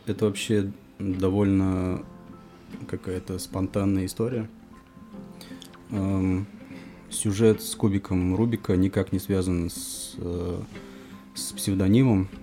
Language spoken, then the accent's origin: Russian; Kamskiye Polyany, Tatarstan, Russia; moved away as an adult; now in Kazan, Russia; Нижнекамский район, поселок Камские Поляны, откуда я родом